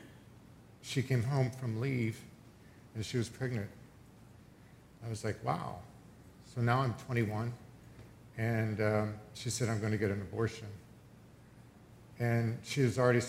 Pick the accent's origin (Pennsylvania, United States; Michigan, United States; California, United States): Pennsylvania, United States; I grew up in Pennsylvania on a dairy farm